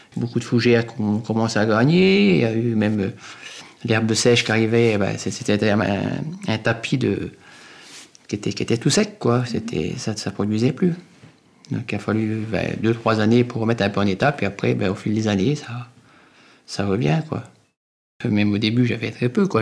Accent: Bourgogne-Franche-Comté, France; c'est chez nous, dans le Morvan

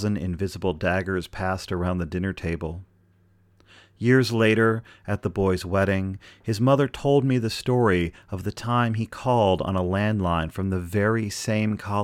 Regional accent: Pittsburgh, Pennsylvania, United States; I'm from Pittsburgh, Pennsylvania.

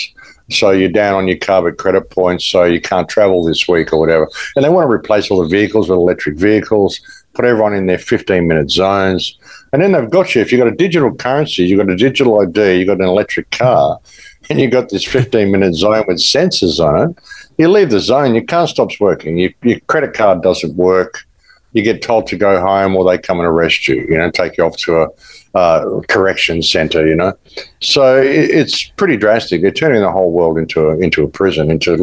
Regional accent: Australia; moved away as an adult; now in Mexico; I'm from Australia. I haven't been there since October 2021

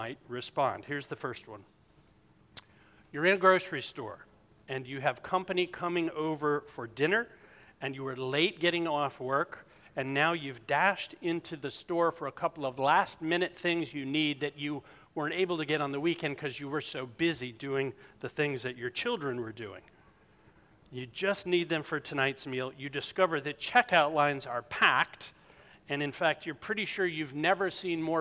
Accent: South Carolina, United States; moved away; I'm from South Carolina

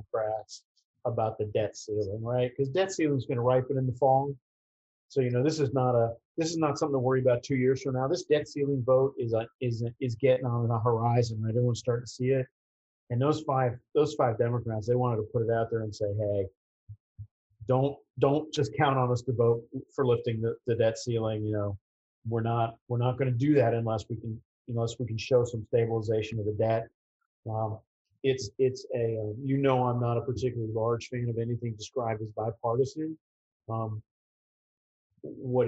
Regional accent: New York City, New York, United States; I grew up in the Bronx.

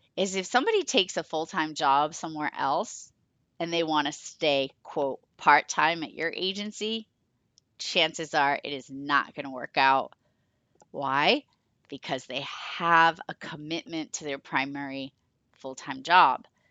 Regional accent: Rochester, Massachusetts, United States; I became part-time in Rochester, my town, my hometown

